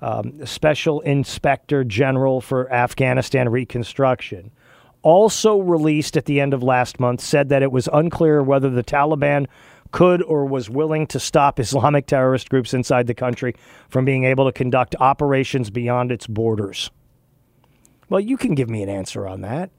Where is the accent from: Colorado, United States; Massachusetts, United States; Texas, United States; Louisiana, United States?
Texas, United States; West; moved away; I grew up in West Texas, which is a totally different world